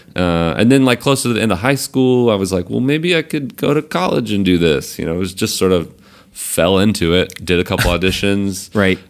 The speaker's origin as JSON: {"language": "English", "region": "Central Georgia", "country": "United States", "moved": "as an adult", "lives_now": "New York City, United States", "said": "I come from Georgia"}